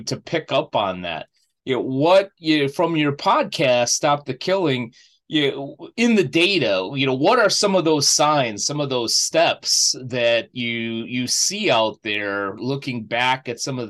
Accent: United States; being an American living here all my life

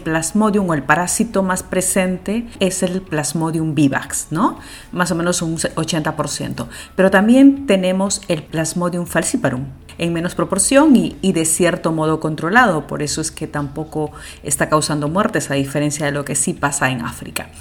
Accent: Peru; en nuestro país

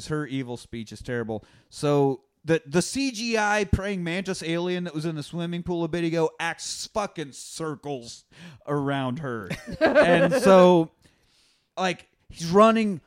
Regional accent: Kansas, United States; I'm from Kansas. It's just the Great Plains.

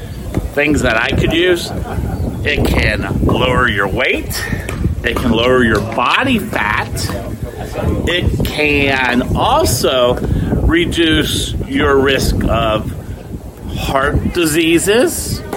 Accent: Oakland Park, Florida, United States; I'm in my hometown area of Oakland Park, and they just redid all these pickleball courts.

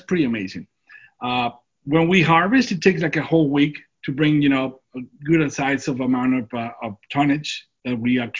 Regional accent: Durango, Mexico; moved away as an adult; now in San Diego, United States; I was born and raised in Durango

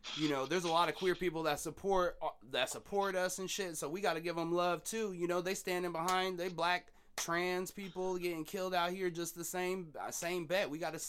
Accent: Seattle, Washington, United States; and I was raised in Beacon Hill, but before I lived in Beacon Hill, I lived off 27th and Fur, down the street from the Pink Apartments.

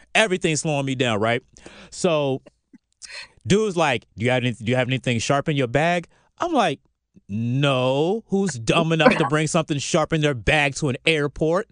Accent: Virginia Beach, Virginia, United States; now in Atlanta, United States; I'm from Virginia Beach too

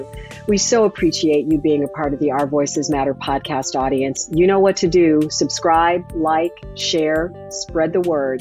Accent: Chicago, Illinois, United States; moved away; I grew up in Chicago listening to the scoreboard go off

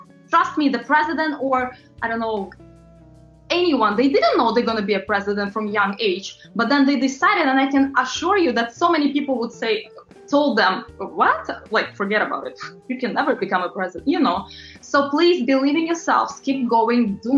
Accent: New York, United States; but whenever I would be on my own, because I'm from New York, I want to walk.

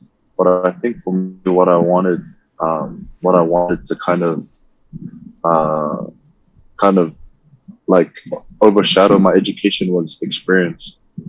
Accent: Auckland, New Zealand; moved away as an adult; also born or lived in Philippines; now in Hawaii, United States; I was just like every other kid growing up in Auckland, went to schools

